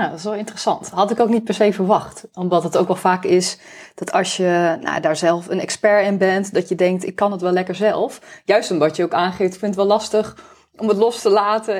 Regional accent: Netherlands

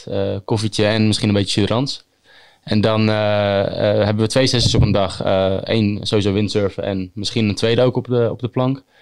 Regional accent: Noordwijk, South Holland, Netherlands; ik kom uit Noordwijk

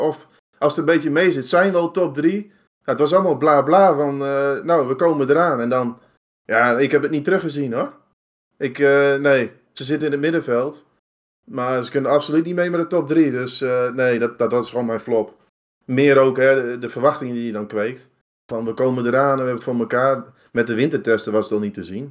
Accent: Netherlands; als Nederlanders

